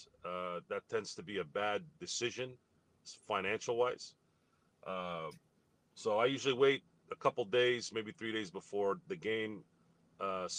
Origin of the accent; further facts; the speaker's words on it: Turlock, California, United States; back when I was growing up in Turlock, California